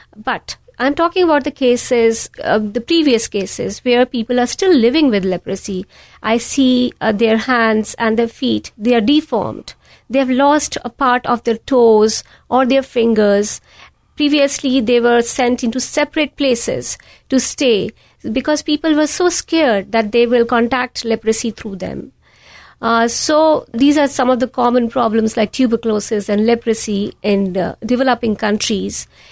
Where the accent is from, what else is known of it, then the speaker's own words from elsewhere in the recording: India; moved away as an adult; also born or lived in New York; now in United States; I was born and raised in a small town in the foothills of Himalayas